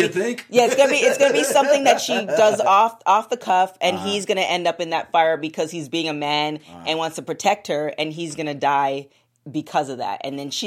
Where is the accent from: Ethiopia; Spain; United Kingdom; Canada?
Canada; I'm Canadian.